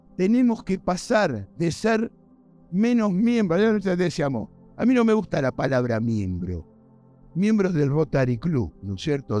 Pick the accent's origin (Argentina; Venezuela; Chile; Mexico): Argentina; moved away as an adult; now in United States; yo, por supuesto, soy argentino